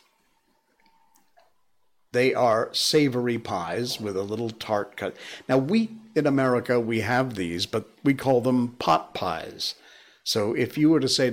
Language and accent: English; United States; moved away as an adult; now in Malaysia; Because I'm American